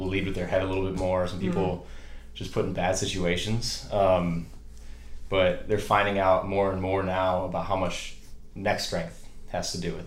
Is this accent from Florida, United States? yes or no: no; Chelsea, Michigan, United States; moved away as an adult; also born or lived in Boston, Massachusetts; I grew up in Michigan, just outside of Ann Arbor, real small town, football kind of town.